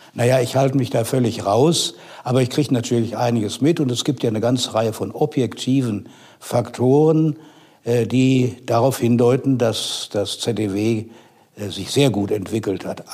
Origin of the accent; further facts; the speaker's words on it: North Rhine-Westphalia, Germany; moved away as an adult; also born or lived in Nassau, Rhineland-Palatinate / Mannheim; Ich bin dann aufgewachsen in Westfalen, habe dort Abitur gemacht